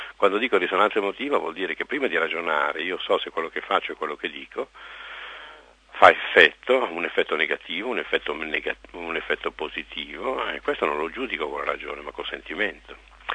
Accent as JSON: {"language": "Italian", "town": "Monza", "region": "Lombardy", "country": "Italy", "tie": "born or raised there", "said": "sono nato a Monza, capitale della Brianza, conosco benissimo questa tribù"}